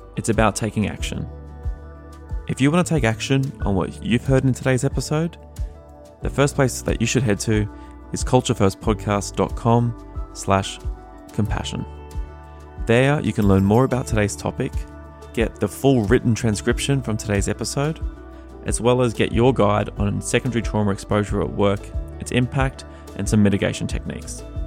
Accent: Australia; now in United States; being an Australian living in America

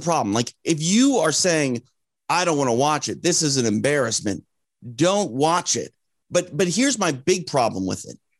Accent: Midwest, United States; I'm from the Midwest

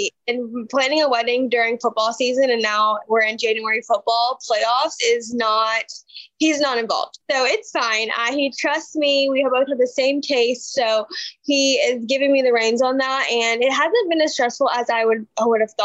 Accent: Alabama, United States; born or raised there

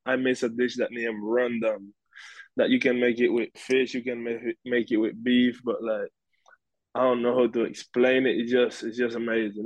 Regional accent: Bluefields, South Caribbean Coast Autonomous Region, Nicaragua; now in United States; I grew up in Bluefields, Nicaragua, the Caribbean coast of Nicaragua

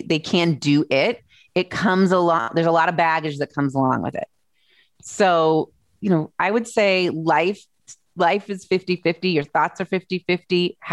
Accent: Massachusetts, United States; now in Indiana, United States; I'm an East Coast girl originally. I grew up in Massachusetts, but we've lived here since 2000

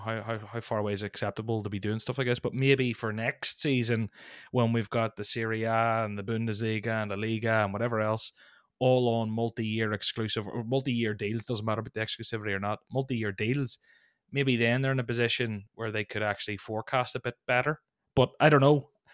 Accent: Ireland; as an Irishman

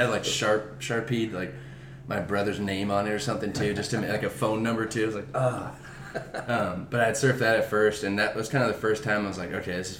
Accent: Mission Viejo, California, United States; I'm also from Mission Viejo.

